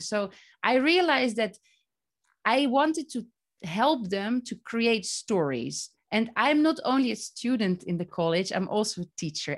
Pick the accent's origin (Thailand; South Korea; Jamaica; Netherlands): Netherlands; moved away as an adult; now in Palestine; I'm from the Netherlands.